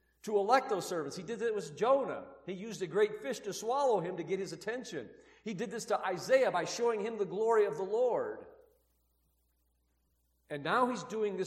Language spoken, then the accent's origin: English; Midwest, United States; now in Utah, United States; I'm from the Midwest